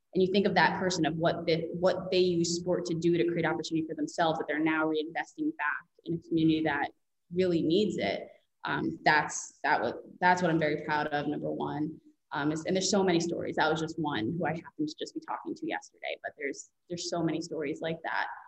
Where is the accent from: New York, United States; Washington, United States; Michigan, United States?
New York, United States; Long Island; I grew up on Long Island